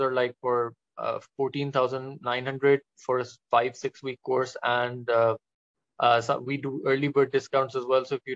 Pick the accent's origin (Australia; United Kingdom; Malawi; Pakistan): Pakistan; as a Pakistani